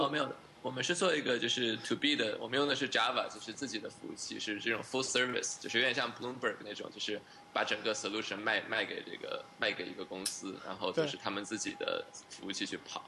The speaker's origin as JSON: {"language": "Chinese", "country": "United States", "tie": "born or raised there", "moved": "as an adult", "lives_now": "Beijing, China", "said": "我是在 美国长大的，我们， 我是六七岁的时候过去的"}